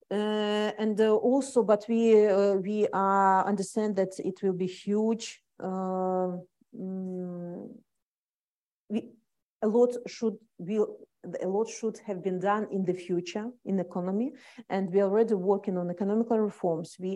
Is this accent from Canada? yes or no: no; Belarus; English is a second language; moved away; We people became to be proud that we are Belarusians.